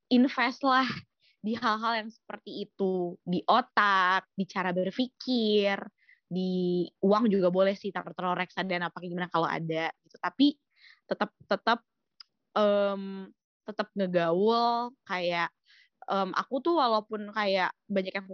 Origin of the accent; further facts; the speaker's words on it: Malang, East Java, Indonesia; aku juga dari Malang jadi kayak wah Malang tuh aku kayak I owe Malang so much gitu